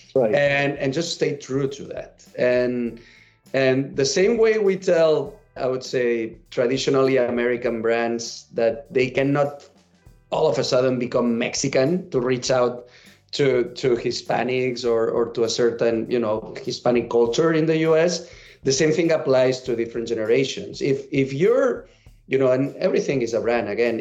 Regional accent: Catalonia, Spain; English is a second language; moved away as an adult; now in United States; I'm a catalan and I moved to the US 10 years ago

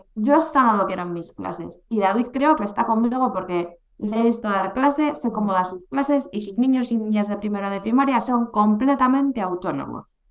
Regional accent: Bilbao, Basque Country, Spain; aquí a mi tierra

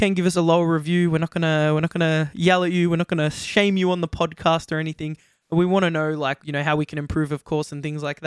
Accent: Australia; accent: Australian; we're from Australia, if you didn't guess by the accents already

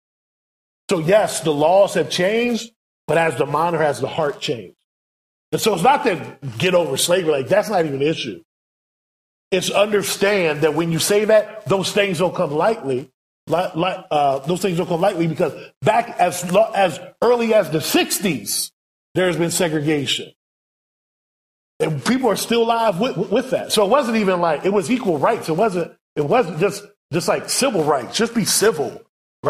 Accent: United States; we, as American missionaries

